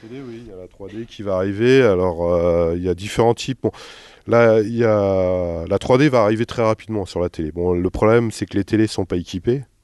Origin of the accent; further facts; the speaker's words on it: Jura, Bourgogne-Franche-Comté, France; moved away; moi je suis pas du tout du coin, là je suis du Jura